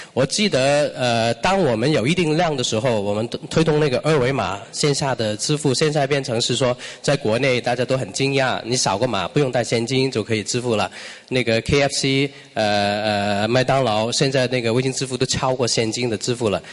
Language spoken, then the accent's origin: Chinese; Hong Kong; Chinese is a second language; moved away as an adult; now in China; 作为一个商港人，在内地工作的话呢